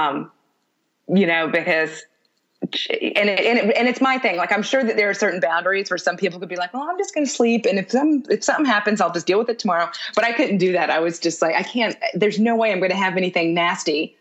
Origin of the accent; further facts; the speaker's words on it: Houston, Texas, United States; moved away; also born or lived in New York; I grew up in Houston